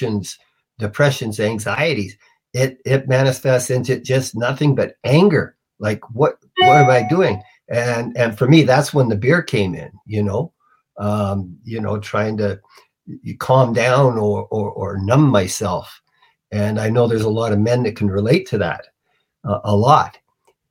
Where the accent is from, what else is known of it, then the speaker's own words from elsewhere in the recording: Canada; I'm Canadian